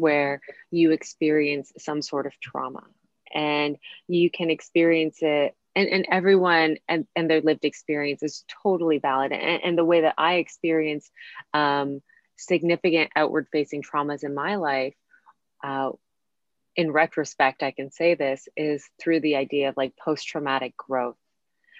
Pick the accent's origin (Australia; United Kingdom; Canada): Canada; moved away as an adult; also born or lived in Costa Rica / New York; I grew up in Canada